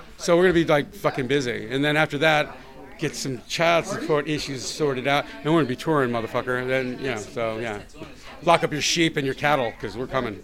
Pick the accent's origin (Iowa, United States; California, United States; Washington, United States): California, United States; San Diego; moved away as an adult; now in Los Angeles, United States; I'm still San Diegan, but I, I live here now.